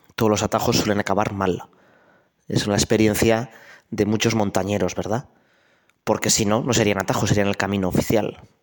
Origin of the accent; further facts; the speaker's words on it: Navarrese mountains, Spain; yo nací, que no nací hace tanto, en mi pueblo, que es un pueblo pequeñito de la montaña navarra